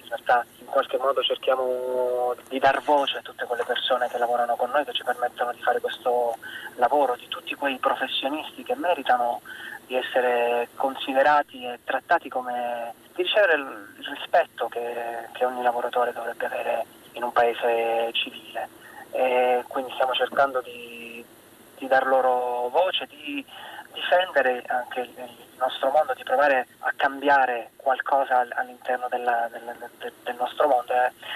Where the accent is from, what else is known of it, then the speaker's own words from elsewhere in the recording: Taranto, Apulia, Italy; now in Milan, Italy; sono tarantino e quindi cresciuto con il mare